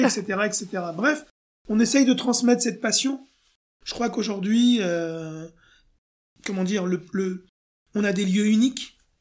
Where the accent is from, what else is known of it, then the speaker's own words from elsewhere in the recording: France; je suis français.